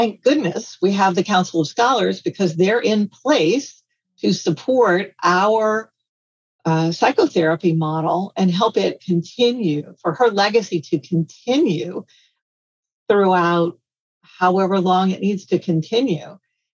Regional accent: Louisiana, United States; I'm from Louisiana and we make gumbo

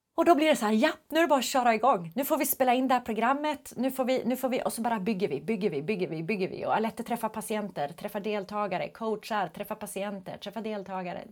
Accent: Skellefteå, Västerbotten County, Sweden; jag är ju ändå från Skellefteå.

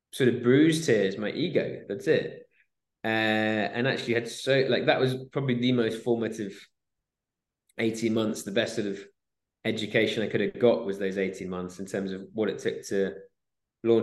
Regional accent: Swansea, Wales, United Kingdom; moved away as an adult; also born or lived in Exeter / Bristol / London; I grew up in Swansea, in Wales.

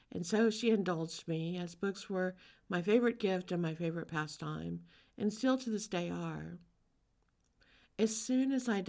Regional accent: Louisiana, United States; I was born in Louisiana. I grew up around such a rich cultural heritage. Louisiana is different than almost any other state in the U.S.

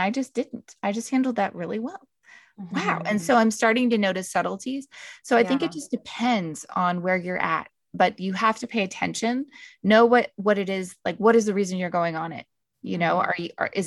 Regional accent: Canada; I'm from Canada

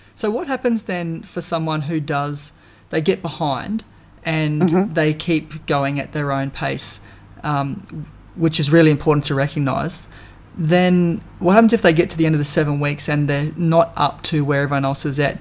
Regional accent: Darwin, Northern Territory, Australia; I was born and bred in Darwin

